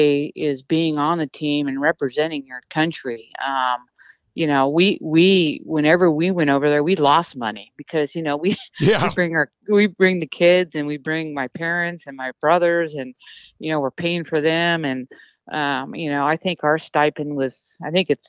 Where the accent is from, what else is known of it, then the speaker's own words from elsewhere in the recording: United States; being American